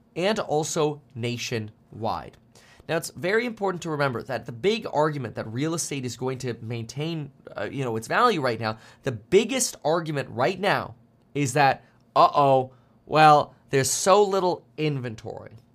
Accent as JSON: {"language": "English", "region": "South Florida", "country": "United States", "tie": "born or raised there", "also_born_or_lived": "Germany", "said": "I grew up in South Florida"}